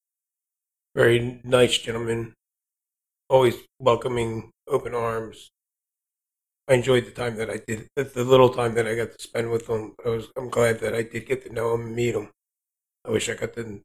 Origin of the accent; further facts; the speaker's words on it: next to Atlantic City, New Jersey, United States; moved away as an adult; I was born and raised in South Jersey, right next to Atlantic City.